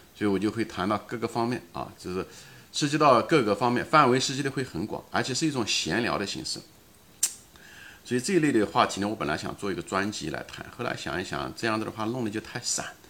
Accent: China; 虽然咱们都是中国人

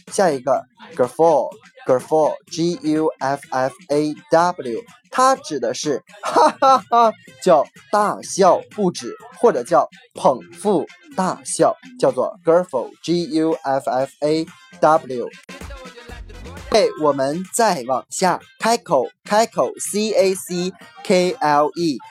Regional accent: Northeast China, China; 有点像我们东北话说的

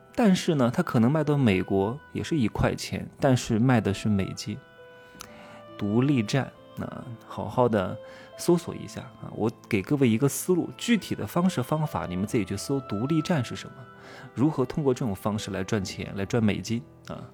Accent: China; 我也是中国的男人

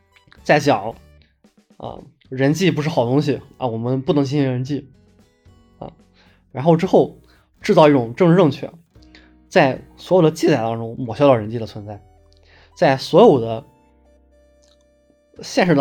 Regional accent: China; 我真的没有想到，作为一个中国人，能够体会到这么原汁原味的克系的体验。

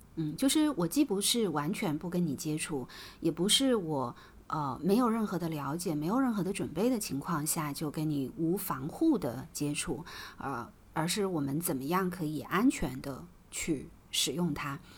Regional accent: China; 我们中国人

